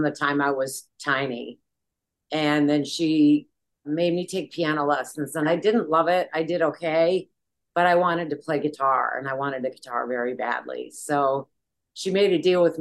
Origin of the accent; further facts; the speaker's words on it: Bozeman, Montana, United States; also born or lived in Juneau, Alaska / Michigan; all of my school years were in Bozeman, Montana. And it was a great place to grow up.